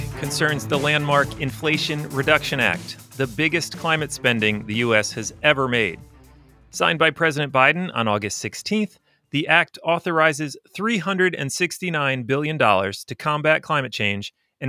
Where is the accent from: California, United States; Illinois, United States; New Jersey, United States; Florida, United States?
California, United States; Yay, California. Shout out to my home state.